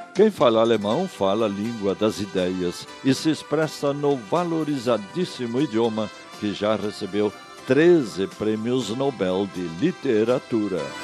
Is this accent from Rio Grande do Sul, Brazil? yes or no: yes; Chapada, Rio Grande do Sul, Brazil; município de Chapada, Rio Grande do Sul, a simpatia do Alto Uruguai, minha terra natal